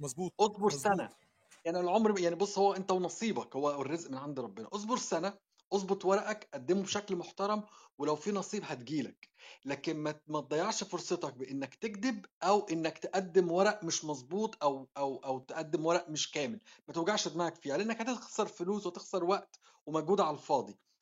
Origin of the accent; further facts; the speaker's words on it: Egypt; now in Australia; عندنا في مصر